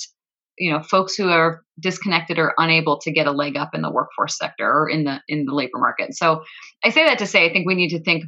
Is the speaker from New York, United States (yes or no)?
yes; Buffalo, New York, United States; I grew up in Buffalo.